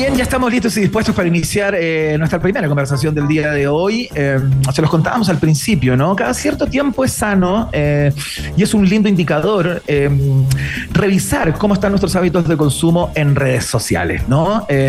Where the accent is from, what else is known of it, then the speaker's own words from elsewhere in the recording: Chile; soy un chileno